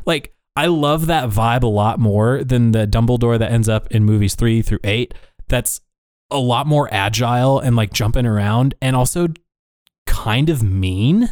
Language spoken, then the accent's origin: English; Iowa, United States; we were in a community when I was growing up in Iowa